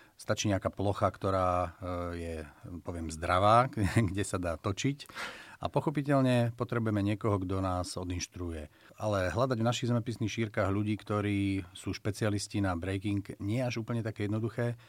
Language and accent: Slovak; Slovakia; first language Slovak